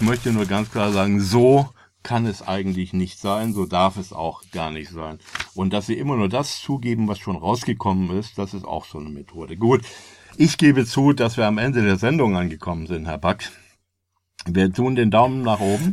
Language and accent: German; Germany; als Deutscher